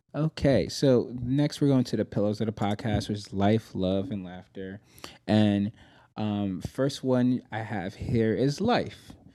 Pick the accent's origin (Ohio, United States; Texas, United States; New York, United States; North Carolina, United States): New York, United States; moved away as an adult; I'm originally from New York